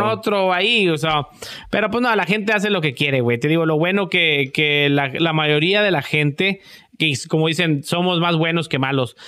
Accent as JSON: {"language": "Spanish", "town": "Matamoros", "region": "Tamaulipas", "country": "Mexico", "moved": "yes", "said": "somos muy americanizados ahí"}